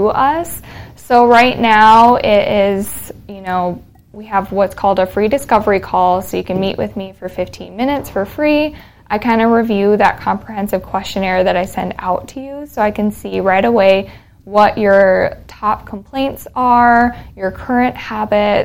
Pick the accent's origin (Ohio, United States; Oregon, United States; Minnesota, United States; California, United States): Minnesota, United States; rural; accent: northern; moved away as an adult; also born or lived in Texas / Fargo, North Dakota; now in Denton, United States; born in Texas. I moved up to Minnesota when I was 7 with my family. And so, very rural Minnesota, and then went to Fargo for pharmacy school